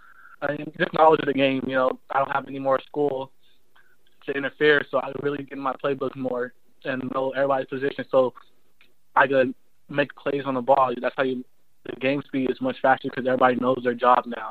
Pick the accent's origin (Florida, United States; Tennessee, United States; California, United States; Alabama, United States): California, United States; moved away as an adult; also born or lived in North Carolina; I'm away from California all the time, so I get to go home twice a month